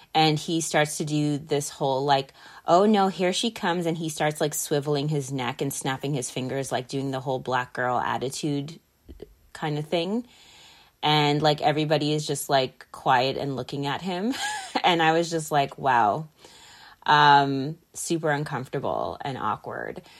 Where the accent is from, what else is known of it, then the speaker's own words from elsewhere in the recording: Mississauga, Ontario, Canada; growing up in Mississauga, Mississauga is very diverse